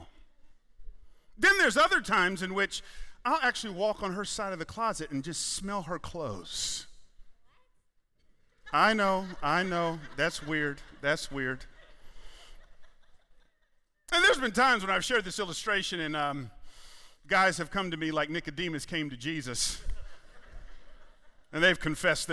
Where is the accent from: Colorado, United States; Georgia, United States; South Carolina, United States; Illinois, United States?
Georgia, United States; Atlanta; I'm a Southerner. I grew up in Atlanta.